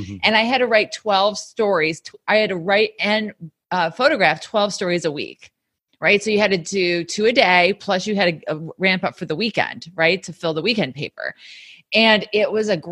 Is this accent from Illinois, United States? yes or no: yes; Sycamore, Illinois, United States; moved away as an adult; also born or lived in Valdosta, Georgia; now in New York, United States; I'm from a small town in Illinois, Sycamore, Illinois